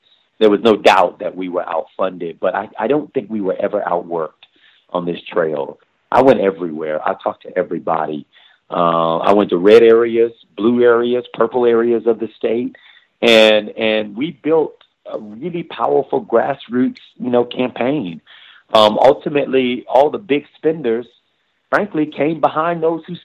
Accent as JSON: {"language": "English", "town": "Miami", "region": "Florida", "country": "United States", "tie": "born or raised there", "said": "growing up in Florida, coming from Miami"}